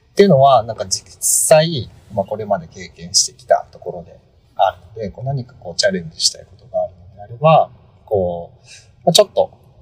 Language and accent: Japanese; Japan; 私、地方生まれ育ち